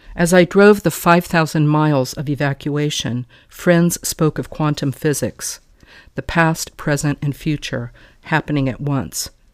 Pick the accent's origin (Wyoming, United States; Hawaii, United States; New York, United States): Wyoming, United States; also born or lived in Texas; I was born in Texas and I was brought up in Wyoming